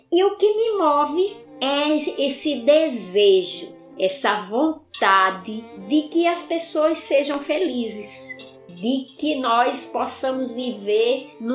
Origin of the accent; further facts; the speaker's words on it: Carnaúba dos Dantas, Rio Grande do Norte, Brazil; moved away as an adult; also born or lived in Quixadá; now in Fortaleza, Brazil; povo da minha terra, com os negros do Rosário, que é um quilombo que tem na cidade de Parelhas, vizinho à terra onde eu nasci, que é Carnaúba dos Santas.